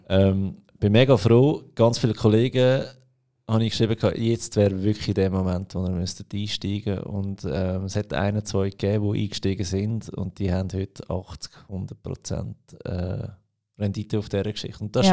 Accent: Aargau, Switzerland; Bei uns im Aargau

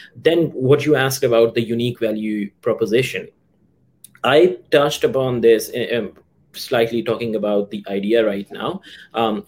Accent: Pakistan; moved away; I come from Pakistan

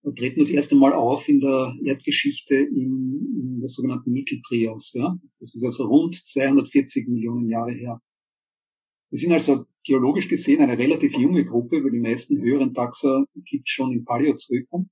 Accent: Austria; bei uns in Österreich

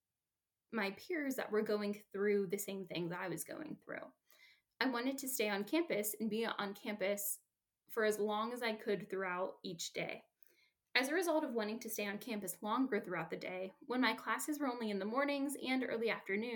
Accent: Youngstown, Ohio, United States; moved away as an adult; I grew up in Youngstown, Ohio

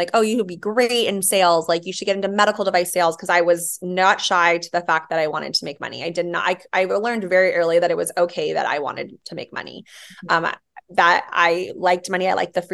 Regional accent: Yuma, Arizona, United States; also born or lived in Hawaii; We moved to Arizona for my dad's job. So I went from an island girl to a desert rat and lived in Yuma, Arizona

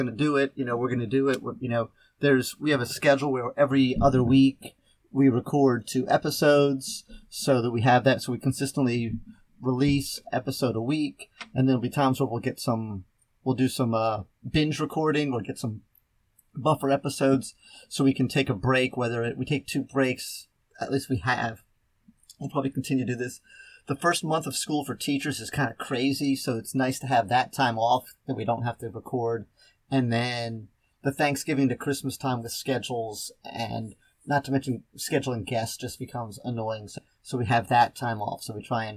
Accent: just outside Philadelphia, Pennsylvania, United States; I grew up just outside Philly

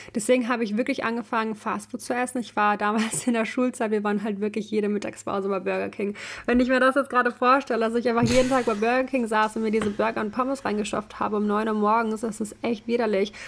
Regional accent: Ukraine; now in Germany; ich komme halt ursprünglich aus der Ukraine

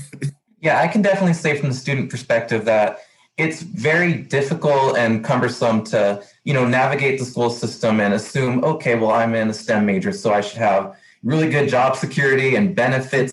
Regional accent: El Paso, Texas, United States; I'm from El Paso, Texas, 30 minutes away from Las Cruces

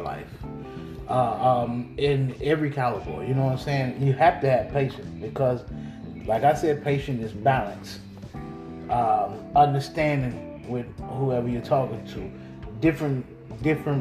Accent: the South, United States; I'm from the South, man. So you got a boy from the South on here

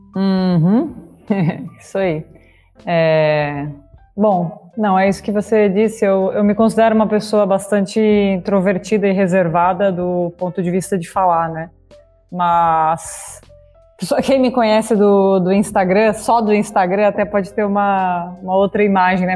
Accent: Itápolis, São Paulo, Brazil; moved away as an adult; also born or lived in Hong Kong; now in Abu Dhabi, United Arab Emirates; eu sou natural do interior de São Paulo, de Itápolis

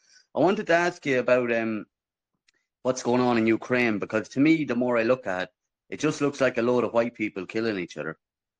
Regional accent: Ireland; I'm Irish.

